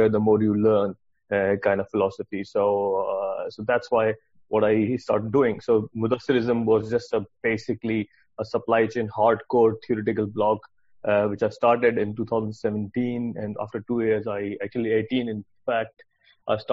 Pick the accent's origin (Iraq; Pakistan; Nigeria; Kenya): Pakistan; moved away as an adult; also born or lived in Sweden / United Kingdom; I'm originally from Pakistan. I did my engineering degree back home